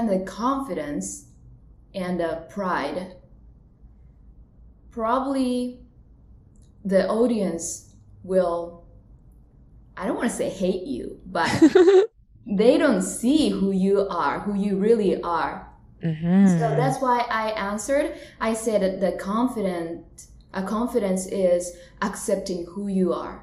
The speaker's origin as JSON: {"language": "English", "country": "Japan", "tie": "born or raised there", "also_born_or_lived": "Tokyo, Japan", "moved": "as an adult", "lives_now": "Los Angeles, United States", "said": "So I was born in Japan. So I'm from Japan originally. I live in LA right now."}